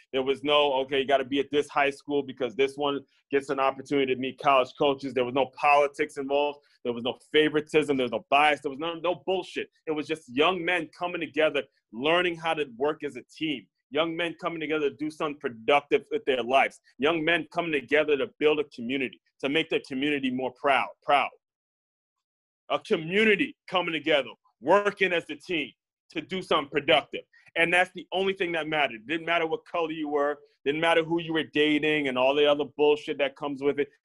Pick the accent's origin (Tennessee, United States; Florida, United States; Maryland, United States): Maryland, United States; Silver Spring; moved away; my hometown of Silver Spring, Maryland